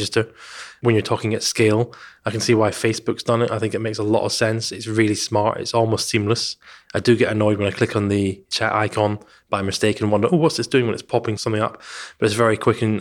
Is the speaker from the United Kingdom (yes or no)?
yes; Scotland, United Kingdom; Well, I'm Scottish.